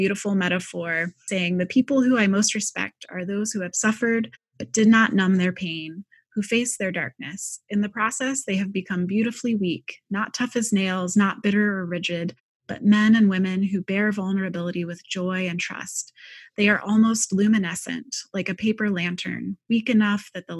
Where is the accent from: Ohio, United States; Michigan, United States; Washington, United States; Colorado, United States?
Ohio, United States; Cincinnati; they're actually from my hometown, Cincinnati